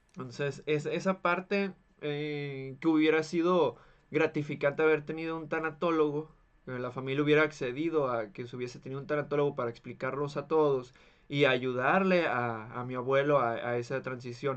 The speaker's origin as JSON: {"language": "Spanish", "country": "Mexico", "said": "somos mexicanos"}